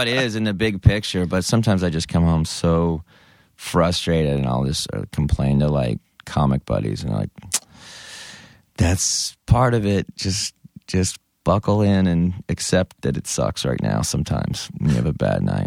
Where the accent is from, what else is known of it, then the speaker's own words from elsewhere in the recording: Denton, Texas, United States; I grew up in Denton, and Denton's kind of a micro, micro Austin